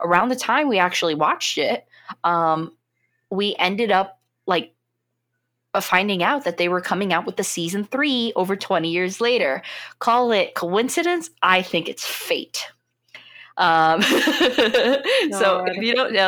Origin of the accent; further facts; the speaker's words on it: United States; as an American